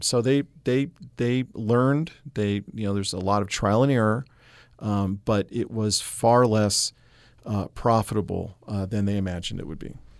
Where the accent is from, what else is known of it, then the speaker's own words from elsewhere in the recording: New England, United States; moved away as an adult; also born or lived in Mississippi; I, I, I grew up in New England